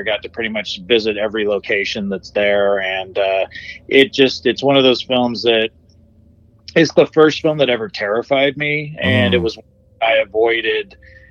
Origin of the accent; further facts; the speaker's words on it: Pinole, California, United States; also born or lived in Richmond, California; now in Concord, United States; I'm in Pinole right now. I'm at my mom's house because I was helping her with stuff. But I was born in Richmond, grew up in Pinole, and I live in Concord now.